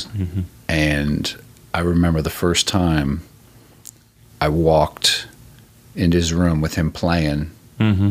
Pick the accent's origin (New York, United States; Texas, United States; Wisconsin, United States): New York, United States; moved away as an adult; also born or lived in Bay Area / Raleigh, North Carolina / Colorado; I grew up in New York